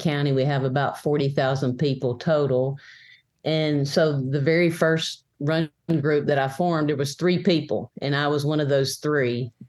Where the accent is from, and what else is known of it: McMinnville, Tennessee, United States; born or raised there